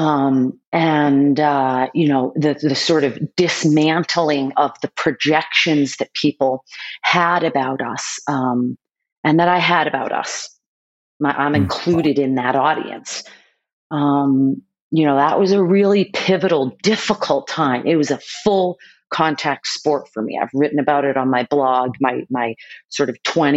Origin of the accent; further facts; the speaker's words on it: Boston, Massachusetts, United States; my family was very well known in the city that I grew up in Boston